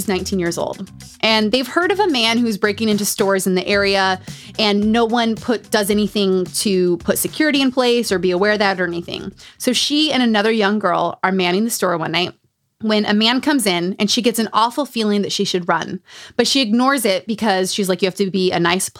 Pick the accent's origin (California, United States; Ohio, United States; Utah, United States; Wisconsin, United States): Utah, United States; Growing up in Utah.